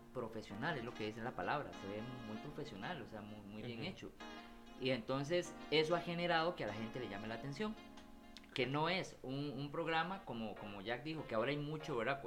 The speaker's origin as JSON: {"language": "Spanish", "town": "San Ramón", "region": "Alajuela", "country": "Costa Rica", "said": "soy de San Ramón"}